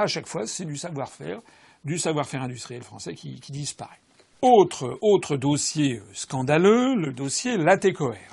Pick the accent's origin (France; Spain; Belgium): France; Je suis français